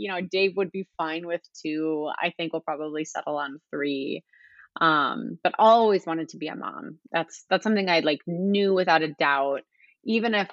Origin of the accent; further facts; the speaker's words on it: Minneapolis, Minnesota, United States; also born or lived in Wayzata, Minnesota / Chicago, Illinois; I grew up in Minnesota. I guess you could say I split my childhood between Minneapolis and Wayzata